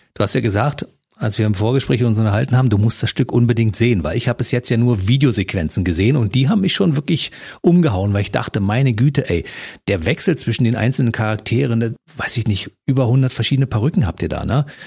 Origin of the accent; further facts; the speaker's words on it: Berlin, Germany; Ich komme aus, aus Ostberlin, also DDR